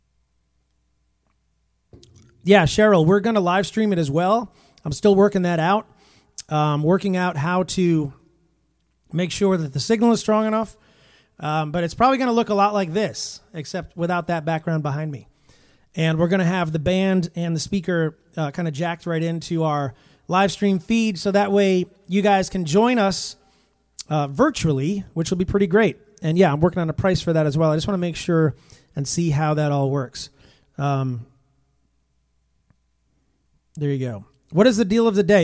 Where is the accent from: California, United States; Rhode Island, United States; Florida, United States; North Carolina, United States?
Rhode Island, United States; Rhode Island, my home state